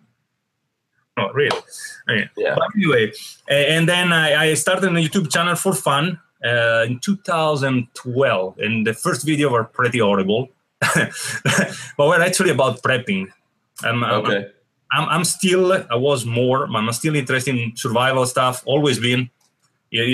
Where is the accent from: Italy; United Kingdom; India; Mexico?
Italy; Venice, Veneto; English is a second language; moved away as an adult; now in United States; I'm from Venice, which is one of the ancient Republic of Italy, one of the most ancient Republic of Venice, which I'm proudly Venetian first and then Italian